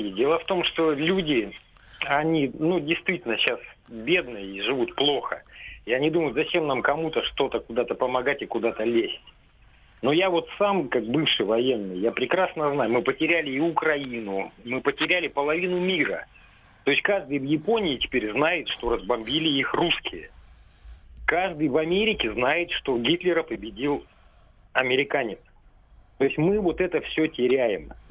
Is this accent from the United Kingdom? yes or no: no; Baku, Azerbaijan; now in Russia; Я бакинец, и поэтому этот конфликт мне э, знаком как свой собственный.